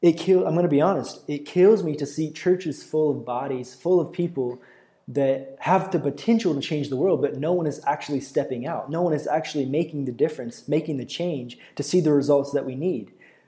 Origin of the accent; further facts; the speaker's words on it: United States; moved away as an adult; now in Brazil; I've been able to preach in about 15 or 16 different churches in Brazil so far as an American missionary.